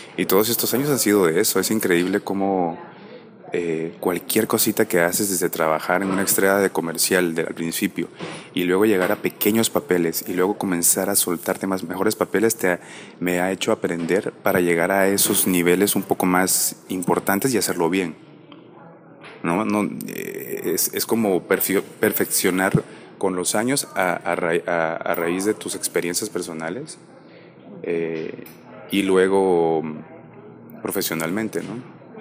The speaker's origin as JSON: {"language": "Spanish", "country": "Guatemala", "said": "yo soy de Guatemala"}